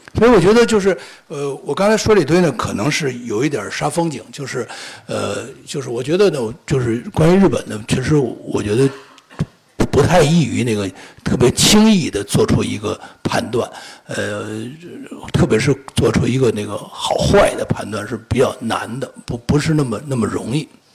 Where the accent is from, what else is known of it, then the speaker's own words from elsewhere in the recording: China; 我们中国人